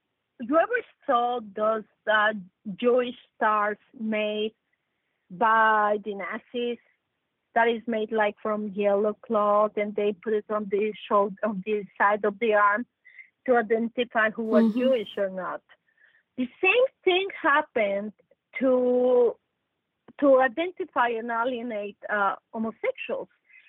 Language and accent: English; Mexico; I come from Mexico. I'm 100% Mexican. I'm Mexican